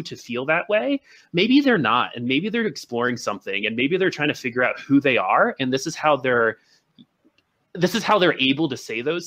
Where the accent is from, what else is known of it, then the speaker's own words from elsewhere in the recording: Boulder, Colorado, United States; I'm also from Boulder, Colorado